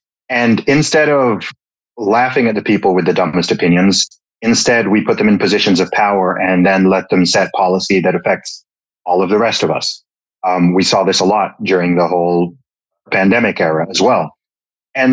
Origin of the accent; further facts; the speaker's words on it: Saudi Arabia; But I mean, I grew up in the Middle East. I spent 20 years living in Saudi Arabia. Of course, my family background is originally from Nigeria, from West Africa.